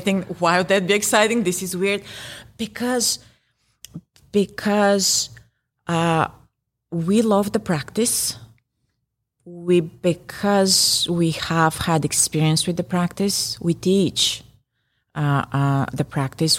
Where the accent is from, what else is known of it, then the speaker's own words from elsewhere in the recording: Bulgaria; first language Bulgarian; English is a second language; Bulgarian, my native language